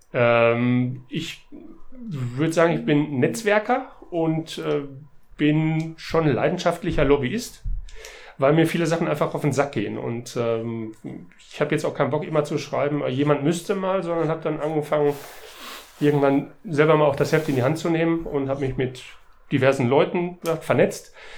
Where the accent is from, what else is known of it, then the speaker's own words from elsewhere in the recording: near the Halde Hoheward, North Rhine-Westphalia, Germany; ich bin äh, in der Nähe der Halde Hohewart aufgewachsen